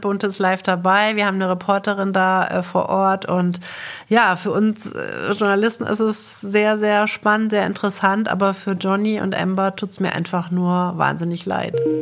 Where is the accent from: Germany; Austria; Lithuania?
Germany; bei uns in Deutschland